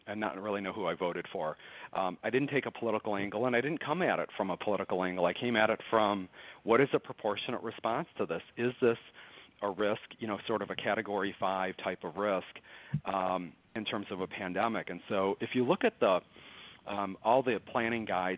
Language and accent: English; Detroit, Michigan, United States; moved away as an adult; now in Dallas, United States; I'm from Detroit. I live in Dallas for the last 20 years or so.